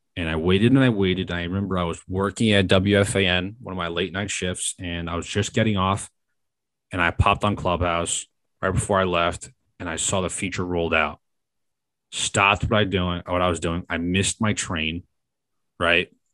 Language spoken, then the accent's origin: English; New York, United States; as a New Yorker, I've listened to the fan my whole life.